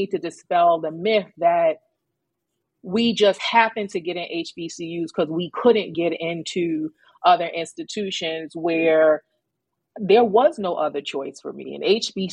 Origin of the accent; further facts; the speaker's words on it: New York City, New York, United States; also born or lived in Greensboro, North Carolina; New York City. Born and raised in Queens, New York.